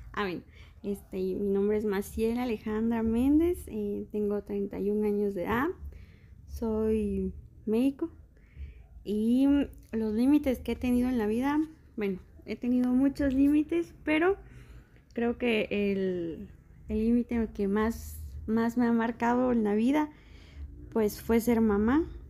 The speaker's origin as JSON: {"language": "Spanish", "region": "Quetzaltenango", "country": "Guatemala", "said": "Nosotros somos de aquí, de Shela"}